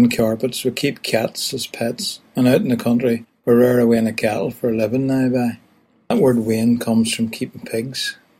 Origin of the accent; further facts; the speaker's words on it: County Down, Northern Ireland, United Kingdom; moved away as an adult; now in Belfast, United Kingdom; I was born in County Down